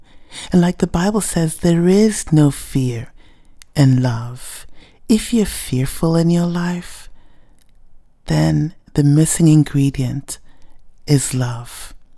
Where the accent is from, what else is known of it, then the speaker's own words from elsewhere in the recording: Ghana; first language Ewe; English is a second language; it was the first time I was singing in my native tongue, Ewe, and it just felt good to sing about the love of God in your native tongue.